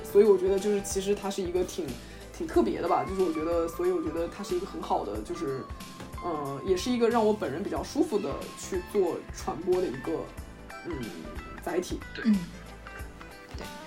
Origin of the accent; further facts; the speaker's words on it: Ningbo, Zhejiang, China; moved away as an adult; also born or lived in eastern United States; now in United States; 我是一个土生土长的宁波人，然后目前是在美国东部的某所大学读本科